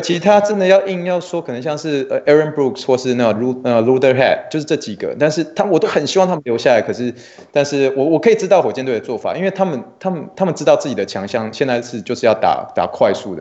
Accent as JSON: {"language": "Chinese", "town": "Luzhou", "region": "New Taipei", "country": "Taiwan", "moved": "yes", "lives_now": "Texas, United States", "said": "我在台湾是来自于泸州啦，所以新北是泸州"}